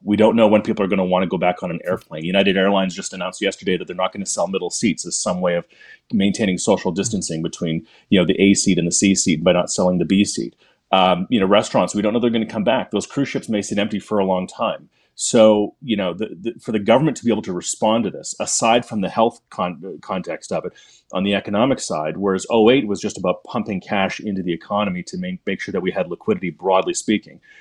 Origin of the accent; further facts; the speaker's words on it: Canada; as a Canadian